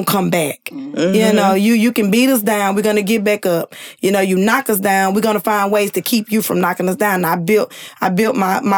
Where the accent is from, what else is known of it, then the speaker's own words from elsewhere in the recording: Louisiana, United States; I'm from Louisiana, so I know a lot of the Cash Money people personally.